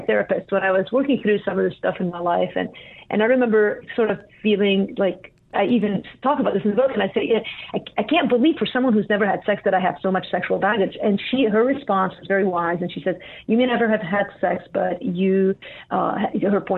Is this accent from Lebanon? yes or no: yes; Lebanon; moved away; I grew up in Lebanon